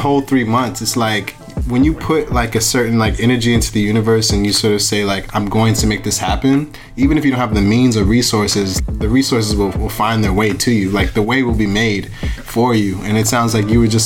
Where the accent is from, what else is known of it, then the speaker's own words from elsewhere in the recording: Buffalo, New York, United States; I was born in Buffalo